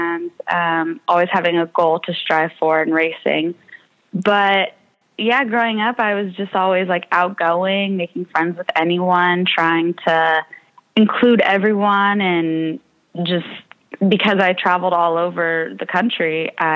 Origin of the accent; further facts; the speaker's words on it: Walnut Creek, California, United States; I'm from Walnut Creek, California